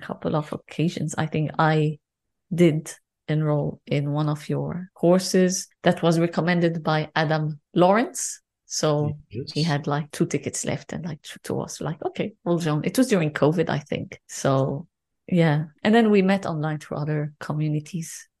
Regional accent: Lebanon; I'm, I'm from Lebanon

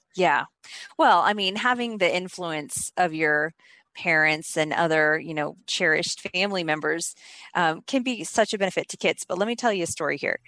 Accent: Oklahoma, United States; also born or lived in Texas; now in California, United States; I'm actually from Oklahoma

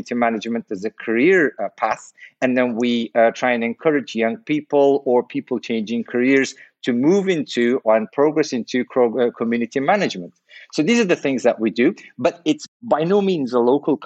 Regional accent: Turkey; It's a Turkish name. I was born in Turkey

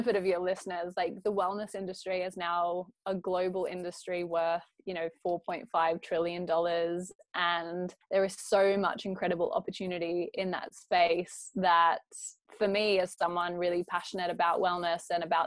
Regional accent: Australia; accent: Aussie; moved away; I grew up in Australia

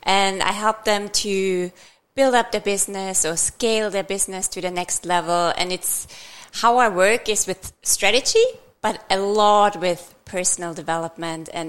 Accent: Austria; moved away as an adult; also born or lived in Vienna; now in Australia; I'm from Austria, I've started in Vienna

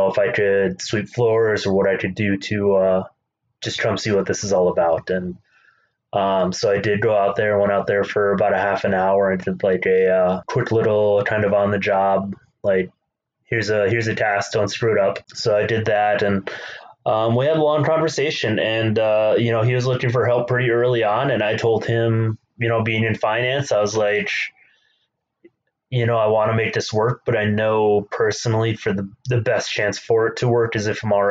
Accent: Minnesota, United States; So I grew up in Minnesota. I grew up on a hobby farm

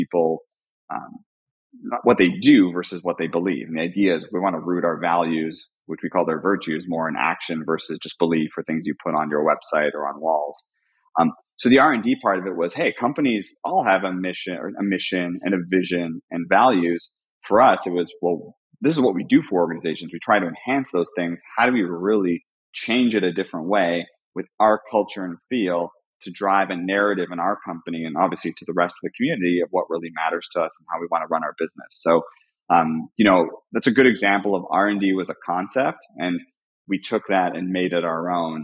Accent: Canada; I'm Canadian

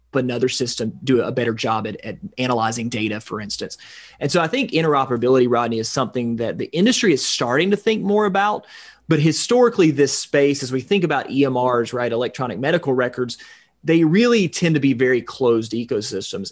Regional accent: extreme North Georgia, United States; now in Atlanta, United States; my hometown up in extreme North Georgia, two and a half hours away from Atlanta

